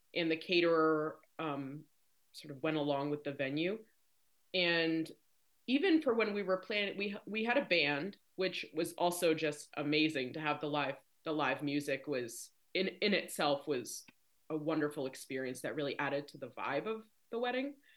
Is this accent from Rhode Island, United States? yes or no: yes; Rhode Island, United States; moved away as an adult; now in Maryland, United States; I live in Maryland. Um, I'm originally from Rhode Island.